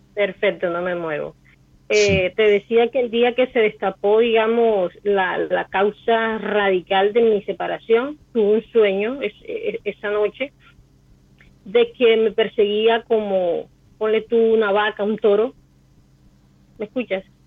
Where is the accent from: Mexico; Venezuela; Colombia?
Colombia; Barranquilla, Atlántico; Colombia, Barranquilla.